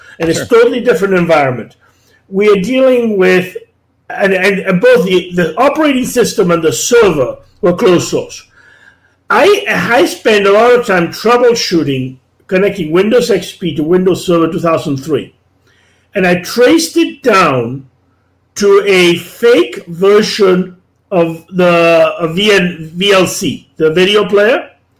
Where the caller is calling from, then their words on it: Canada; Now, I'm speaking from Canada